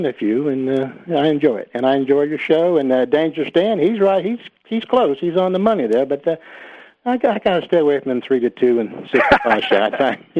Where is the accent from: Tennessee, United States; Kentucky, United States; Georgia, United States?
Kentucky, United States; I'm from Kentucky